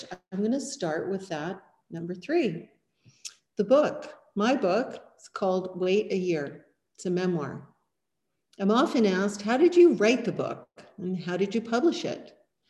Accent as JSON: {"language": "English", "town": "Rutland", "region": "British Columbia", "country": "Canada", "tie": "born or raised there", "also_born_or_lived": "Peachland / Edmonton / Cabo San Lucas", "said": "I grew up partly in Rutland"}